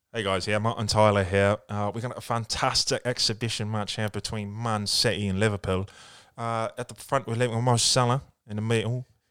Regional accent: New Zealand; English is a second language; also born or lived in Japan; I was born here, but li-, literally, like, as a six-month-year-old baby kind of thing, I went with my mum and dad, and we lived in Japan for, like, the first five years of my life

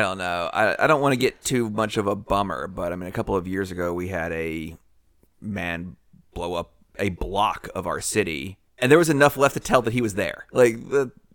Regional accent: Nashville, Tennessee, United States; I'm from Nashville

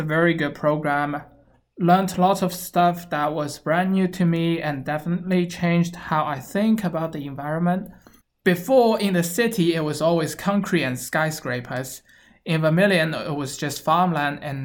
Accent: Shanghai, China; moved away as an adult; I was born and raised in Shanghai, China

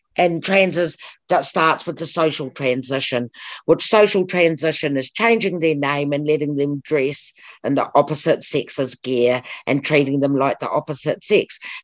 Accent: Porirua, Wellington, New Zealand; we're from Punaki and I was brought up in Porirua. I'm a Porirua girl.

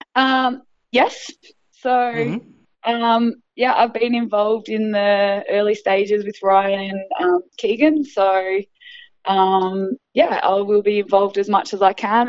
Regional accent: Australia; being Australian

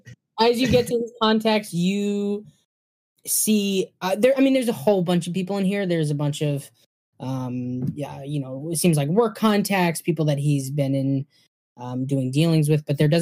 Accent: Michigan, United States; We're from the Youper.

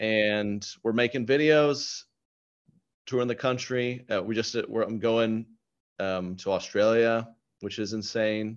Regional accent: Oklahoma, United States; growing up in Oklahoma

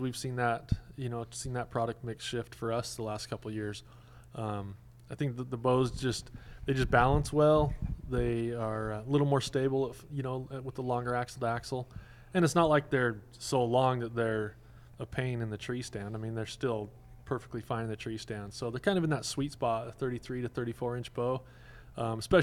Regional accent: the West, United States; I grew up in the West

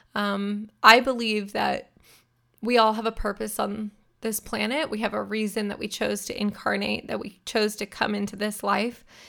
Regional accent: near Sacramento, Northern California, United States; I'm a California girl born and raised. I grew up in Northern California near Sacramento, which is the state capital.

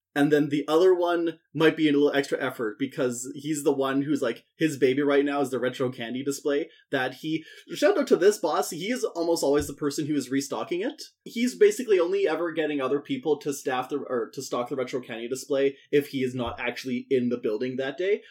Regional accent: Saskatchewan, Canada; I'm from Saskatchewan.

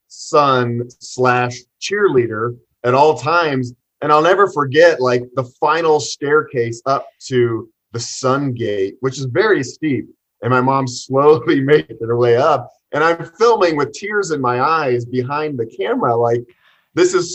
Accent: Boulder, Colorado, United States; We grew up in Boulder, which is a very well-off town, but we weren't your typical Boulder family

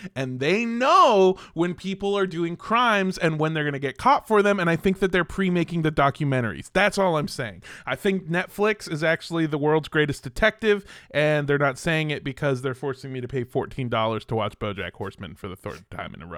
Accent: Southern California, United States; growing up in Southern California in uh the time that I grew up

